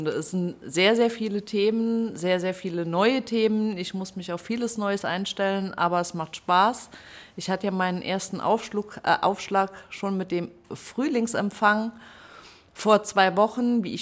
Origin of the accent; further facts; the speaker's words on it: Blieskastel, Saarland, Germany; born there; Genau, gebürtig komme ich schon aus dem Saarland. Ich kann natürlich auch Saarländisch sprechen. Gebürtig komme ich aus Blieskastel